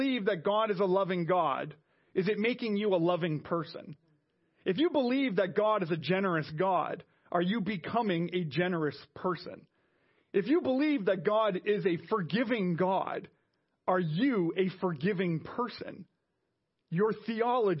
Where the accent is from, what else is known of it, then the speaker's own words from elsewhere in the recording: Montreal, Quebec, Canada; moved away; I was from Montreal, where we have a train.